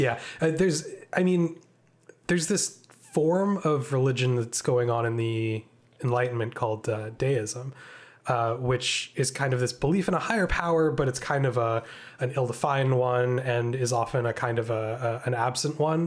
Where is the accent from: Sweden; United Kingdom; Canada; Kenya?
Canada; we're Canadian